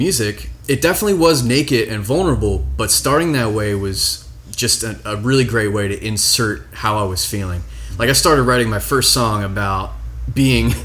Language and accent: English; Maryland, United States; moved away as an adult; also born or lived in Central Coast, California; now in Portland, United States; I'm actually from Maryland originally